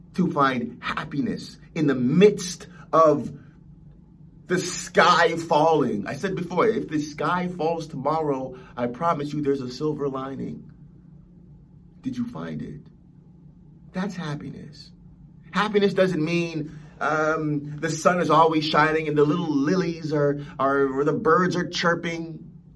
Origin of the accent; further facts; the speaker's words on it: Los Angeles, California, United States; growing up in Los Angeles.